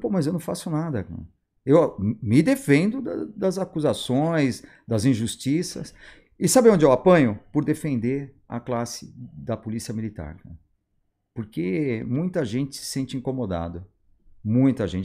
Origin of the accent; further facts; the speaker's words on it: São Paulo, Brazil; eu sou de São Paulo